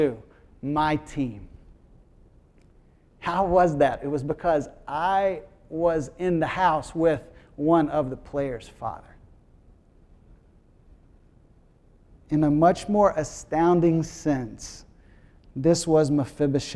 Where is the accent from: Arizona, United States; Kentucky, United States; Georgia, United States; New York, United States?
Kentucky, United States; I grew up in Kentucky